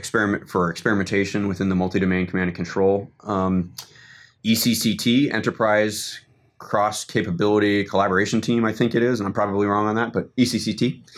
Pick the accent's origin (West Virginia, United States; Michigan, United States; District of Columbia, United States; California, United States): District of Columbia, United States; Washington; I'm originally from Washington, D.C.